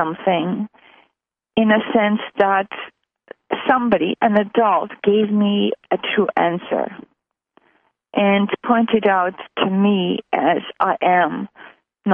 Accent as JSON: {"language": "English", "country": "Armenia", "tie": "born or raised there", "also_born_or_lived": "Montreal, Canada", "moved": "as an adult", "said": "I was born in what was then USSR. So I was born in Armenia, which was part of the USSR. So in 76, I moved to Canada, to Montreal."}